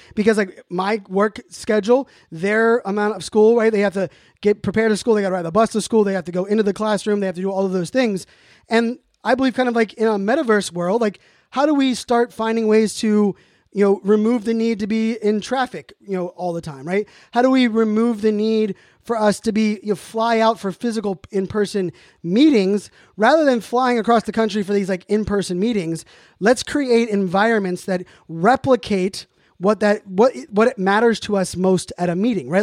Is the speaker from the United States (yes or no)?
yes; Pittsburgh, Pennsylvania, United States; moved away; also born or lived in Virginia Beach; When I grew up in Pittsburgh